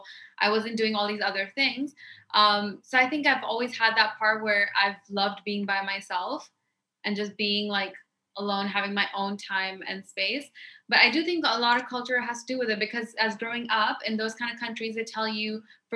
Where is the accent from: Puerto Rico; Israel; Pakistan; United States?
Pakistan; So going back, I grew up in Pakistan, right? And the environment growing up in Pakistan for women is very different.